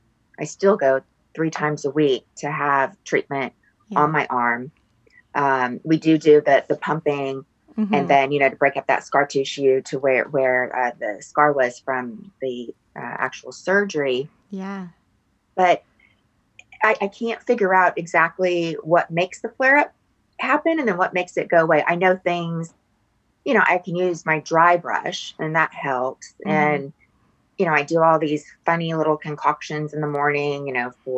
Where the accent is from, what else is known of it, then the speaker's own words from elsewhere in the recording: Laguna Beach, California, United States; I'm from Laguna Beach, California